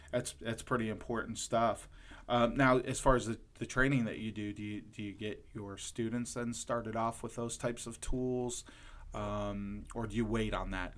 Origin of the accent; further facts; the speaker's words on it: Lorain, Ohio, United States; I'm originally from Lorain, Ohio